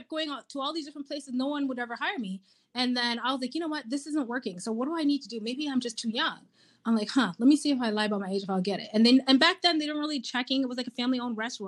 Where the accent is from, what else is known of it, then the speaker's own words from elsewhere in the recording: Kitchener, Ontario, Canada; I was born and raised in Kitchener, Ontario